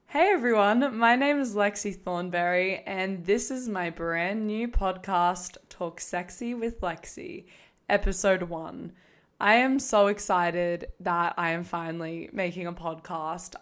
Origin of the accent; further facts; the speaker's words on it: Australia; also born or lived in Queensland; I'm Australian, if you can tell. I'm living in Queensland.